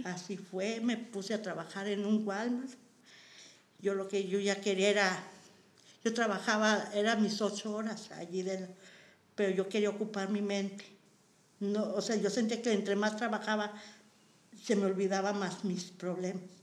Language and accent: Spanish; Matehuala, San Luis Potosí, Mexico; moved away as an adult; now in Nuevo León, Mexico; yo soy originaria de San Luis Potosí